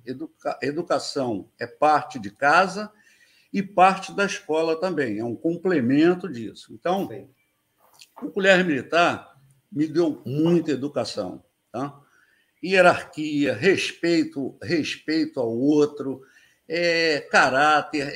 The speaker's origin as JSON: {"language": "Portuguese", "region": "Rio de Janeiro", "country": "Brazil", "tie": "born or raised there", "also_born_or_lived": "São Paulo", "moved": "as an adult", "said": "eu sempre fui morador da Ilha do Governador, aqui no Rio, né? O, nasci no. Nasci no Maitá, mas vim direto para a ilha"}